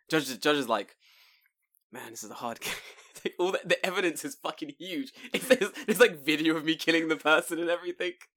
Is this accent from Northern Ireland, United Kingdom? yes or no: no; London, United Kingdom; moved away; me growing up in London